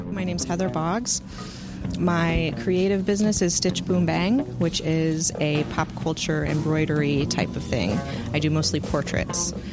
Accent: Madison, Wisconsin, United States; I'm from here. Uh, grew up in Madison my whole life

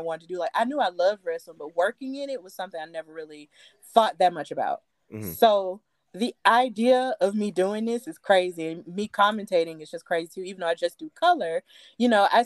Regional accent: Alabama, United States; this is in my home state

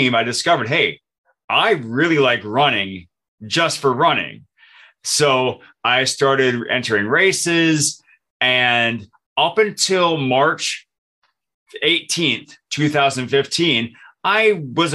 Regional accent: Michigan, United States; moved away as an adult; now in Minnesota, United States; I moved from Michigan, where I grew up, to Minnesota, where I live now

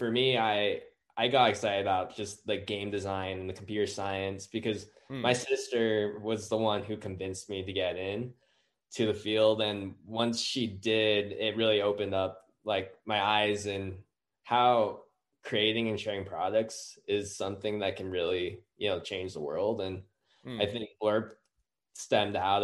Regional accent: Utah, United States; born and raised in Utah

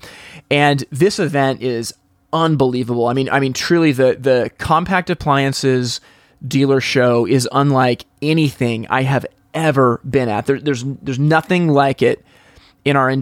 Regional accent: West Coast of the United States, United States; I'm from the West Coast of the United States.

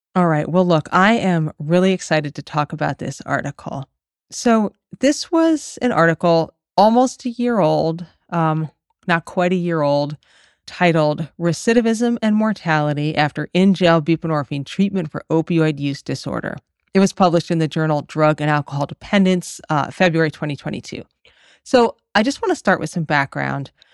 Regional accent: Massachusetts, United States; I'm from Massachusetts

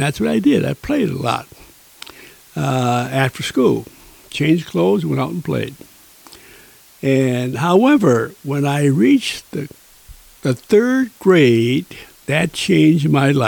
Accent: Niagara Falls, New York, United States; moved away as an adult; now in Kerrville, United States; I was born in the year 1930 in the beautiful city of Niagara Falls, New York.

